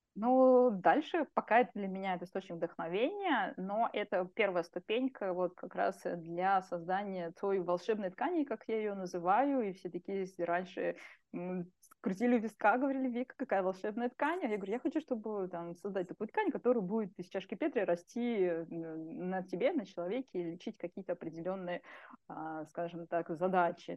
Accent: Russia; детство мое, ну, было, как бы, трудные времена, да, в России, еще тогда угу. я родилась в Советском Союзе

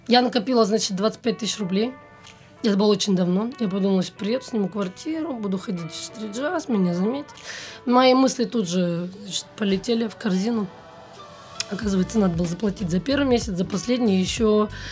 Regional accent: Novosibirsk, Novosibirsk Oblast, Russia; moved away as an adult; now in Moscow, Russia; из Новосибирска

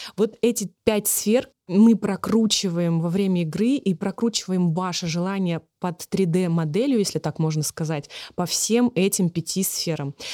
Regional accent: Magnitogorsk, Chelyabinsk Oblast, Russia; moved away; мы отправились всей семьей на машине в мои родные края, в Челябинскую область, э, город Магнитогорск

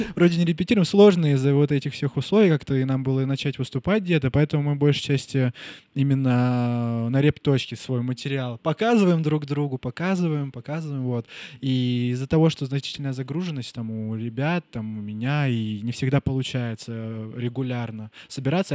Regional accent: Nizhnevartovsk, Khanty-Mansi Autonomous Okrug, Russia; moved away as an adult; я вернулся к себе в родной город, Нижневартовск, Сибирь

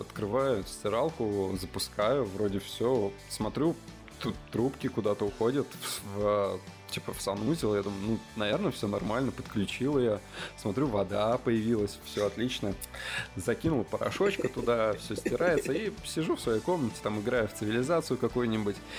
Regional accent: Leningrad Oblast, Russia; moved away as an adult; also born or lived in Saint Petersburg; я из, из Ленобласти

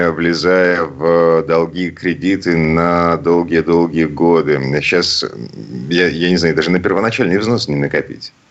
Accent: Saint Petersburg, Russia; из Петербурга

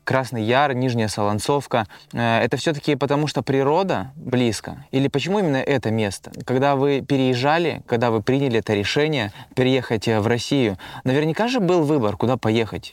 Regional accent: Kazakhstan; now in Russia; я вообще родился и вырос в Казахстане

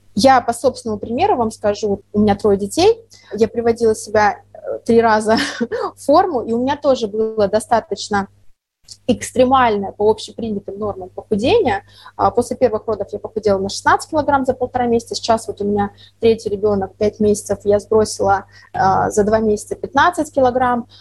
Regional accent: the south, Russia; moved away; я родом с юга, я очень редко бываю у себя на родине

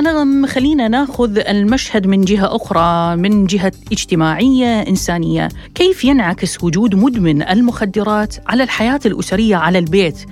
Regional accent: Iraq; accent: Iraqi; بلهجتنا العراقية

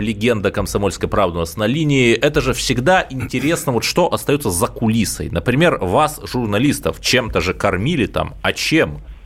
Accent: Cherepovets, Vologda Oblast, Russia; я простой парень из Череповца.

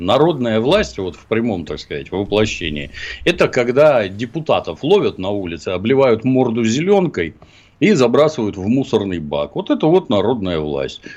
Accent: Ukraine; moved away; also born or lived in Leningrad; я долго считал, что я украинец, раз я там родился

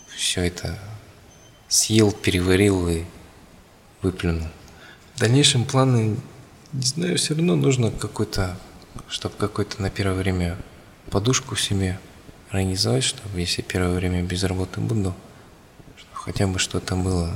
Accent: Kazakhstan; мы, казахи

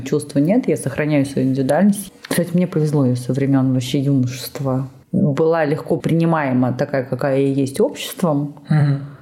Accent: Georgia; moved away; я родилась, я росла долго в Грузии с её менталитетом

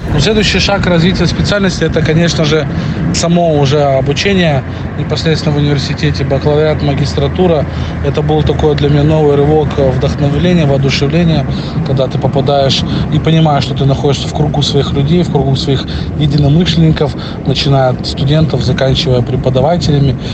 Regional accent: Blagoveshchensk, Amur Oblast, Russia; also born or lived in Belarus / Khabarovsk; я приехал из Беларуси в Благовещенск

